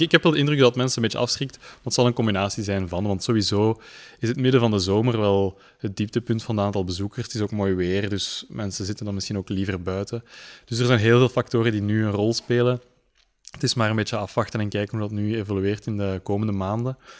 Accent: Leuven, Flanders, Belgium; ik ben in Leuven geboren, ehm, in Leuven naar school geweest

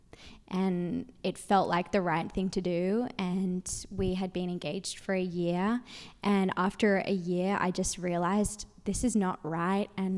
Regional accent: Sydney, New South Wales, Australia; moved away as an adult; now in United States; I'm from Sydney, Australia, and I met my husband. He was studying in Sydney

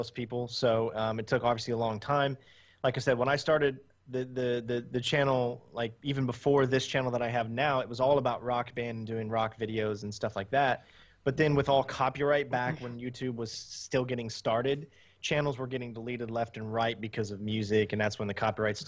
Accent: United States; I'm from the United States

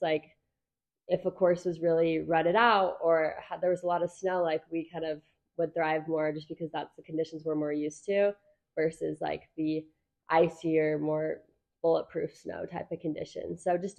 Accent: Orem, Utah, United States; So I grew up in Orem, Utah. I started racing for Sundance when I was about 8 years old

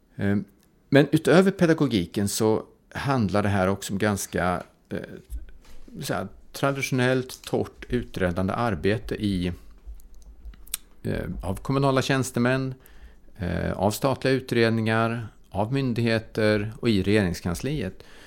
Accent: Karlstad, Värmland, Sweden; jag kommer från Karlstad

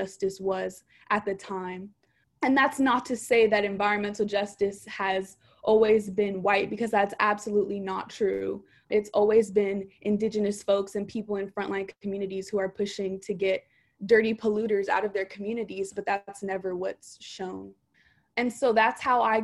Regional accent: Oakland, California, United States; I am born, raised, and educated in Oakland, California.

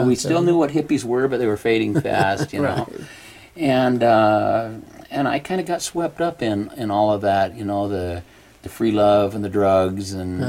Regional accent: Pleasant View, Utah, United States; also born or lived in California; now in Idaho, United States; I was born in California, but I actually grew up in Ogden. I grew up in a large family north of Ogden, Utah, in Pleasant View. Seven younger brothers.

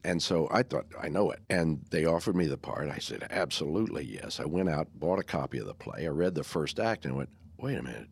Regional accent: Texas, United States; also born or lived in Wyoming; I was born in Wy, Wyoming and moved to Texas six months later

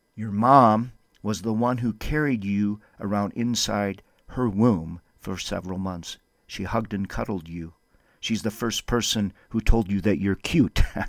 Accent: Windom, Minnesota, United States; now in Albuquerque, United States; Wyndham for a revival, my hometown that I love so much

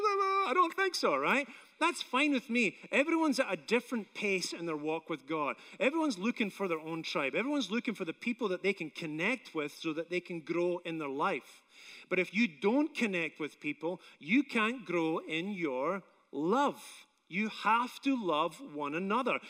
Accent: Scotland, United Kingdom; now in United States; I'm Scottish

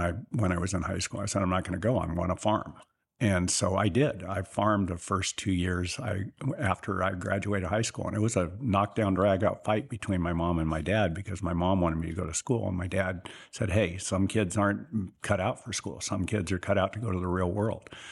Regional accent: Sutter, California, United States; also born or lived in Marysville, California / Cleveland / Chicago / Pittsburgh; I grew up in the little town of Sutter, California, which is about ten miles west of Marysville

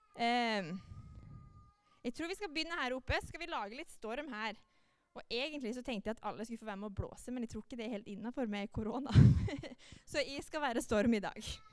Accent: Molde, Møre og Romsdal, Norway; moved away as an adult; now in Jæren, Norway; jeg kommer fra Molde. Det hører dere kanskje at jeg snakker litt annerledes

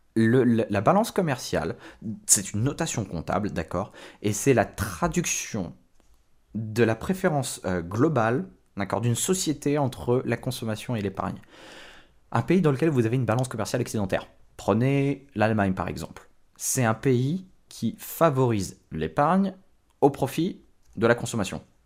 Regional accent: France; ce qu'on a en France

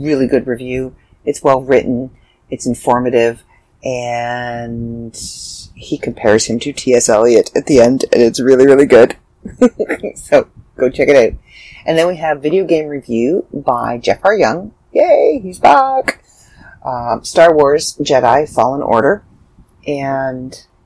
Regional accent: Canada; I'm Canadian

